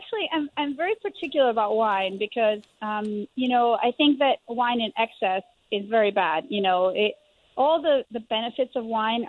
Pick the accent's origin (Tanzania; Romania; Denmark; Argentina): Argentina; Yes, I was born in Argentina, and I was born to a multi-generation wine family.